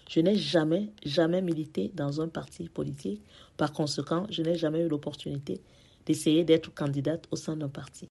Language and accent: French; Paris, Île-de-France, France; Je suis parisienne et je vis dans le 13e arrondissement de Paris depuis 24 ans